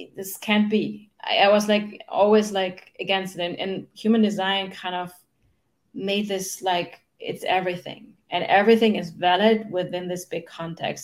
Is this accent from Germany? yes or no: yes; Germany; English is a second language; now in United States; I grew up in Germany. That's where I'm from, no? in, in case you wonder where my accent is from